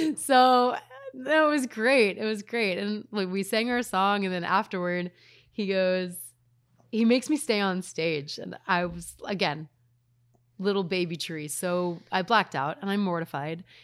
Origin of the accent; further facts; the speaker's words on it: Reno, Nevada, United States; I'm from Reno